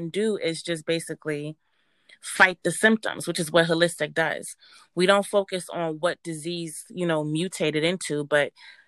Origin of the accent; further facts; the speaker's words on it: Jamaica; born there; My background is Caribbean. I was born in Jamaica. I was raised up here, but we went back and forth to Jamaica to visit our grandparents.